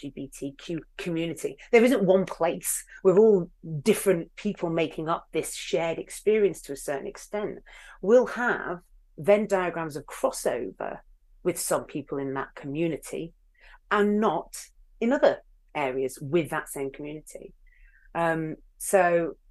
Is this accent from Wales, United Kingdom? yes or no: no; Hull, Yorkshire and the Humber, United Kingdom; I am from Hull